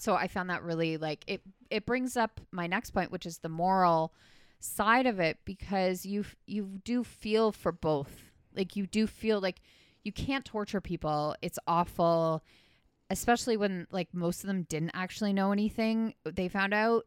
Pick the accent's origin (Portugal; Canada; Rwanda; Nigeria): Canada; not familiar to me as a Canadian